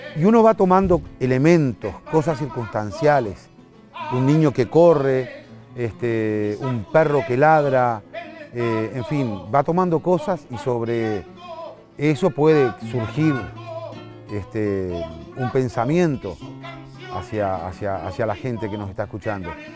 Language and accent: Spanish; Sauce, Canelones, Uruguay; also born or lived in Montevideo, Uruguay; desde pequeño, desde 3, 4 años, este, siempre nos afincamos en distintas zonas alrededor de la, de la ciudad de Sauce, cuando eso era pueblo todavía. Yo me considero sauceño